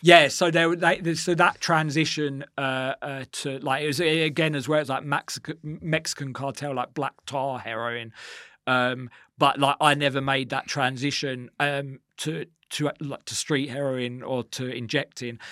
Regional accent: Essex, East of England, United Kingdom; growing up in Essex

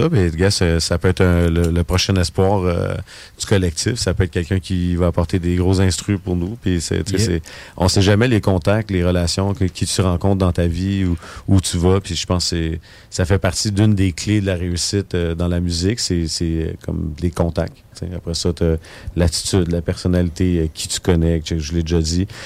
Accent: Terrebonne, Quebec, Canada; fait que c'est ça, moi je viens de Terrebonne aussi.

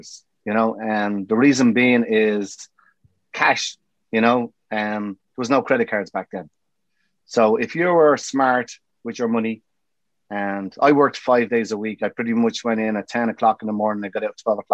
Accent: Dublin, Leinster, Ireland; moved away as an adult; now in New York, United States; I'm from Dublin.

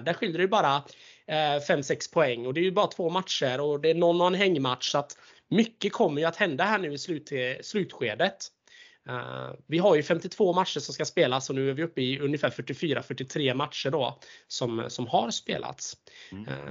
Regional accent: Småland, Sweden; accent: Småland dialect; jag är smålänning

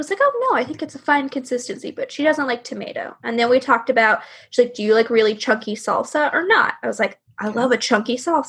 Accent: the South, United States; growing up in the South

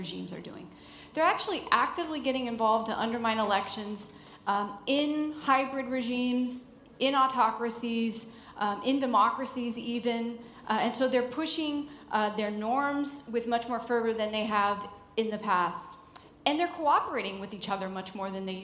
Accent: United States; I'm American

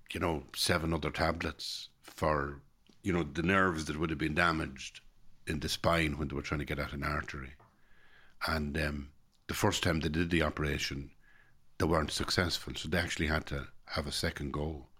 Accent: Ireland

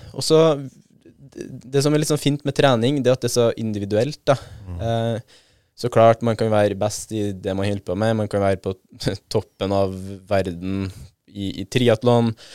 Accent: Trøndelag, Norway; syns jeg som trønder

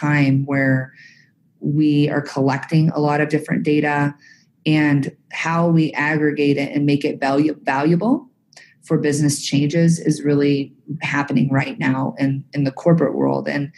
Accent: Texas, United States; born and raised in Texas. So you'll hear my y'alls come out

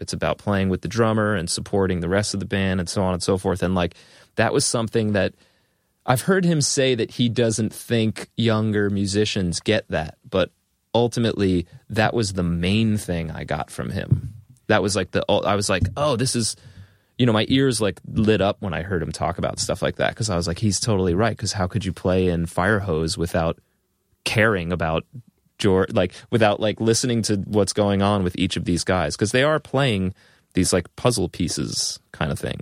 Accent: Long Island, New York, United States; also born or lived in Boston; growing up on Long Island

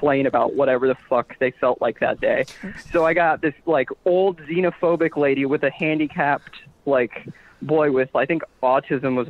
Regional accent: Tampa, Florida, United States; now in Jacksonville, United States; I grew up in Tampa, but I go to school in Jacksonville

